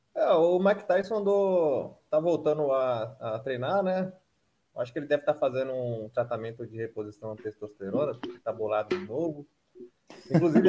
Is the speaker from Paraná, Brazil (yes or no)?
no; São Paulo, Brazil; now in Maringá, Brazil; apesar de ser paulistano